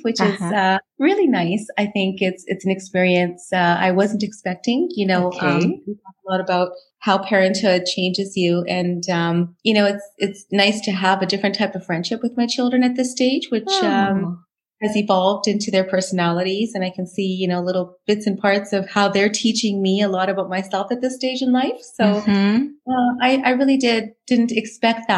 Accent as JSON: {"language": "English", "region": "Alberta", "country": "Canada", "tie": "born or raised there", "said": "Born and raised in Alberta. So I have spent my entire life here in this beautiful province"}